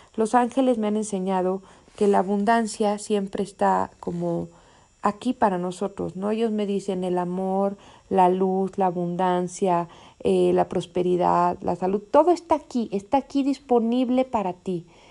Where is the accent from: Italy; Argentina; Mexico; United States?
Mexico; México, que es mi país natal